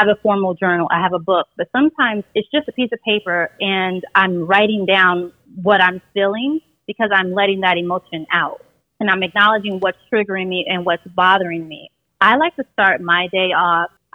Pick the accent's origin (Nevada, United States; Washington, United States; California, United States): Nevada, United States; Las Vegas; I'm originally from Las Vegas